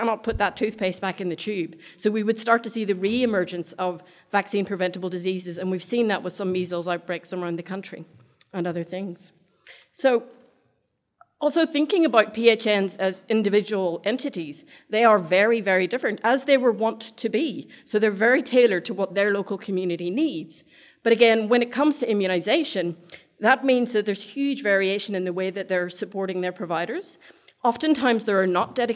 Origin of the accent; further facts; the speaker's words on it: Ireland; now in Australia; I'm Irish, so I speak really fast